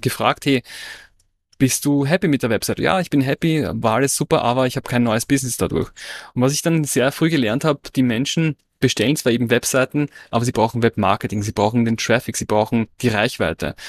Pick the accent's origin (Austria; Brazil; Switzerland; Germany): Austria; moved away; ich hatte in Österreich eine Werbeagentur